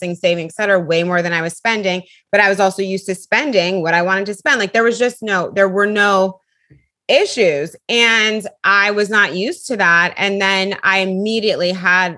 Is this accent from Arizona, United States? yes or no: no; California, United States; moved away as an adult; also born or lived in Bay Area / Los Angeles; now in New York, United States; I'm from California